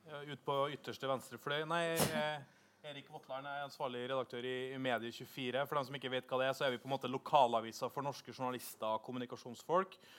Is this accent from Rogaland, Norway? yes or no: no; Trondheim, Trøndelag, Norway; now in Oslo, Norway; Og så er jeg fra Trondheim